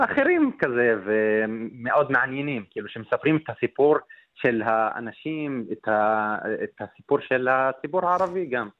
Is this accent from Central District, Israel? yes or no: no; Nazareth, Northern District, Israel; אני מנצרת